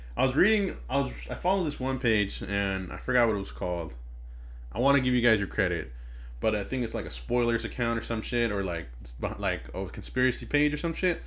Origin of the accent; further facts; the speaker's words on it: Inglewood, California, United States; We hail from Inglewood, California